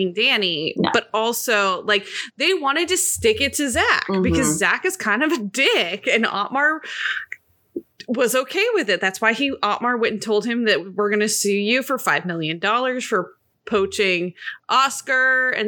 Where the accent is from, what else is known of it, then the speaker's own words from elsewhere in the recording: United States; As an American